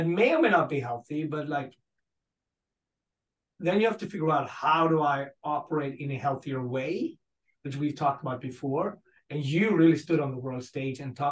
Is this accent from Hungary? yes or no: no; Gothenburg, Västra Götaland, Sweden; moved away as an adult; where I grew up in Gothenburg